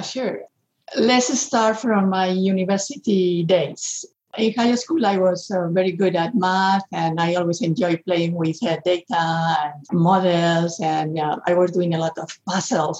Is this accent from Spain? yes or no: yes; Spain; moved away; I'm coming from Spain